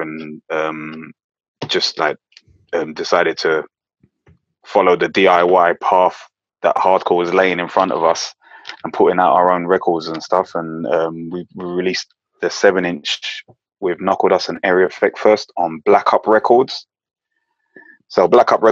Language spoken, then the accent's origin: English; London, United Kingdom; also born or lived in Neasden; I was born in North London, but they were all from East. And then when I was still like maybe 8 or 9, I must have moved to Northwest, Neasden